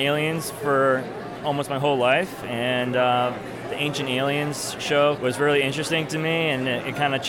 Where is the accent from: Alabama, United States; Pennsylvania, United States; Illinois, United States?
Illinois, United States; Chicago; I'm from Chicago.